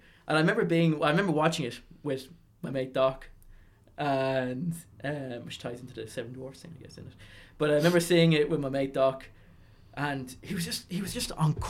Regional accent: Arklow, County Wicklow, Ireland; I'm from Arklow, County Wicklow

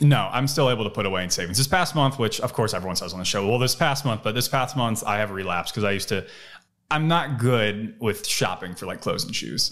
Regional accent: Cleveland, Ohio, United States; moved away as an adult; also born or lived in Los Angeles, California; now in Austin, United States; I moved from out of state, I moved from Cleveland

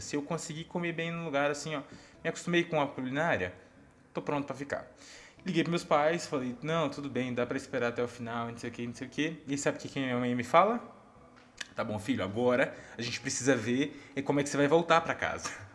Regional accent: Goiás, Brazil; como um bom goiano

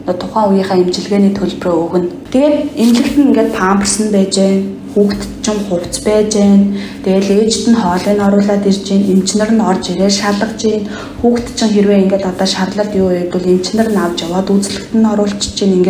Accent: Mongolia; moved away as an adult; now in Czech Republic; манай Монголд

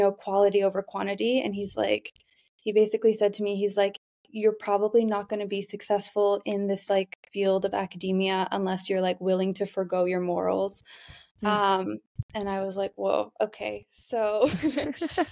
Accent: Canada; moved away as an adult; now in Amsterdam, Netherlands; I'm from Canada

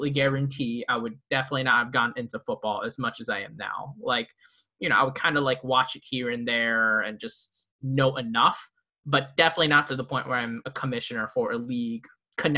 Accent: Philadelphia, Pennsylvania, United States; growing up in Philly

